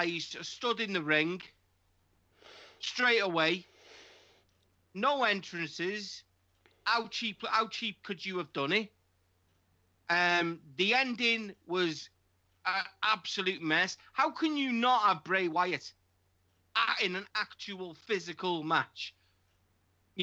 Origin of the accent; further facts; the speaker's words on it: United Kingdom; as a British man